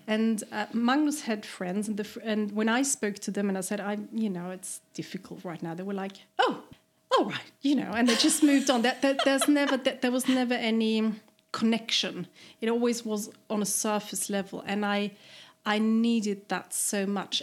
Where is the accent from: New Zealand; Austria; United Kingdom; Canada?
Austria; eastern Austria, Burgenland; moved away as an adult; also born or lived in Vienna, Austria; now in Sweden; I come from the east, mm-hmm. which is very different.